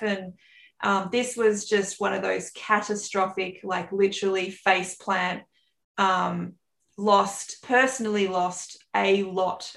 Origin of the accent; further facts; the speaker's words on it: Australia; accent: bogan Aussie; the bogan Aussie accent on this side